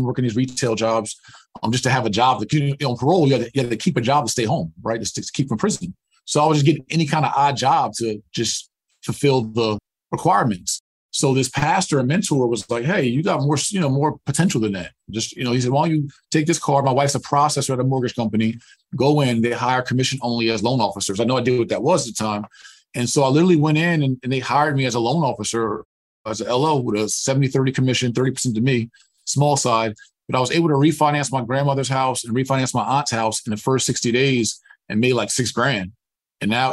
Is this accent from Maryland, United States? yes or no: no; New Jersey, United States; growing up in New Jersey in the mid the 80s and mid 90s